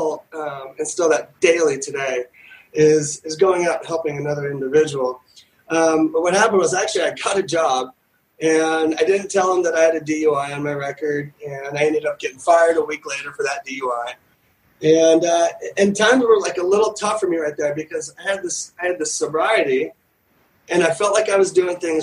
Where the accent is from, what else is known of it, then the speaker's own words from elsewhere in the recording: Newport Beach, California, United States; growing up in Newport Beach and Orange County